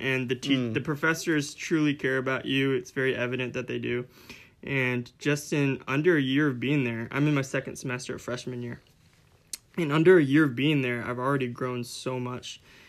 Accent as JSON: {"language": "English", "country": "Honduras", "tie": "born or raised there", "also_born_or_lived": "Florida, United States", "moved": "as an adult", "lives_now": "Minnesota, United States", "said": "we weren't born in Honduras. We were born in Florida, but we were raised in Honduras as missionary kids, and I lived there for about 2 years past when Noah left, and then when I turned 18, we moved up to Minnesota"}